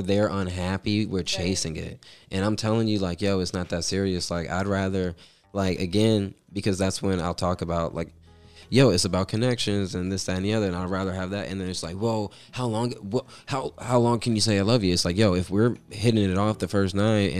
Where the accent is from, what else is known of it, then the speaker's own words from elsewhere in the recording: Atlanta, Georgia, United States; I'm still from Atlanta, Georgia.